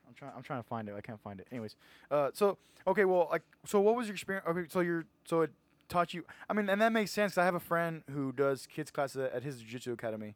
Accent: Edinburg, Texas, United States; I'm from Edinburgh, so I went to Edinburgh High School

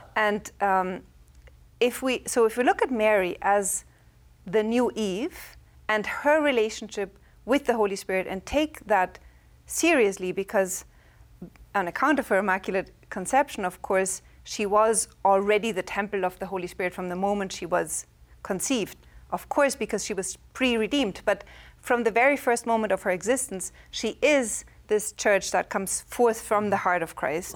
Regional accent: Germany; English is a second language; moved away; I'm from Germany

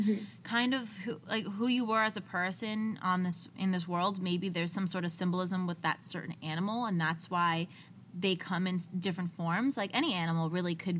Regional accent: New Jersey, United States; we're from Jersey, so our whisper is yelling

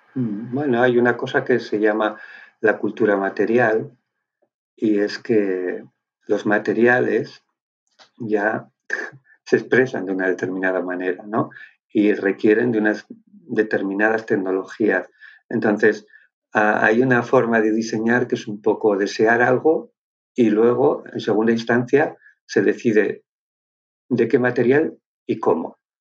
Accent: Basque Country, Spain; Yo soy de Álava, o sea, soy del País Vasco, pero más bien patatero.

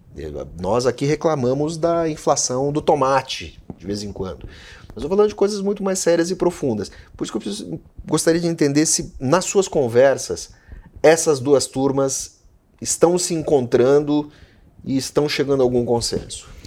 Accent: Rio Grande do Sul, Brazil; eu sou do Rio Grande do Sul

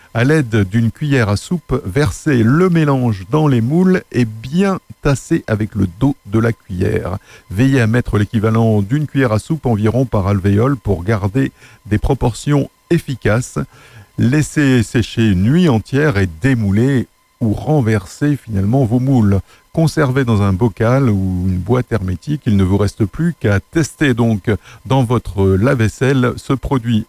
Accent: Nord, Hauts-de-France, France; moved away; originaire de Lille, dans le Nord, ma région natale

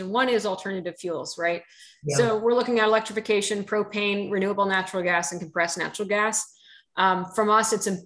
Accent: United States; now in Oregon, United States; I'm originally from the New York, New Jersey area where we just lived and breathed on trains and subways.

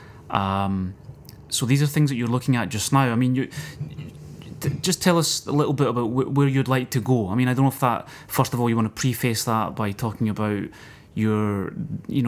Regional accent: Scotland, United Kingdom; me being a Scotsman

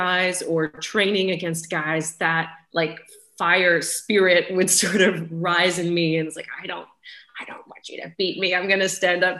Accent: Richmond, Virginia, United States; moved away as an adult; now in England, United Kingdom; I grew up in Richmond, Virginia

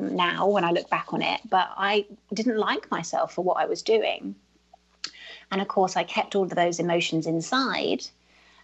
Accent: United Kingdom; I'm British

